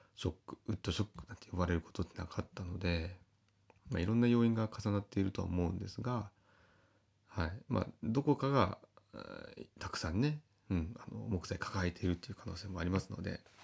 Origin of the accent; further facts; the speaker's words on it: Kita-Uonuma, Niigata, Japan; 私は私で北魚沼の、えー、生まれの故郷